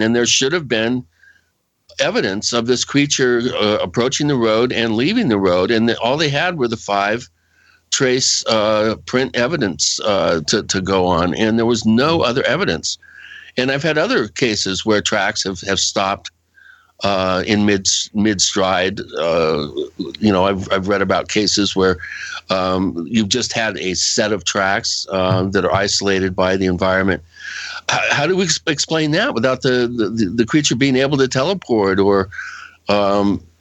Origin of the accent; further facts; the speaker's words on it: Western Washington, United States; I grew up out there in Western Washington